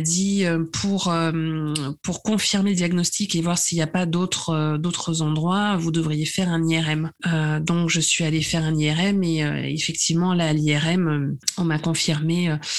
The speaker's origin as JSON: {"language": "French", "area": "Nice region", "region": "Provence-Alpes-Côte d'Azur", "country": "France", "also_born_or_lived": "Paris", "moved": "as an adult", "said": "j'habite à Nice, euh, dans le sud de la France. je suis revenue, on va dire, dans ma région d'origine après avoir passé 15 ans à Paris."}